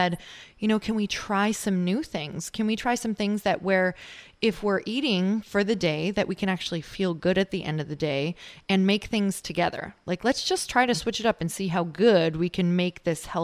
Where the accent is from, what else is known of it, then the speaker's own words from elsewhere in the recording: Midwest, United States; now in California, United States; I'm from the Midwest, so I live in California now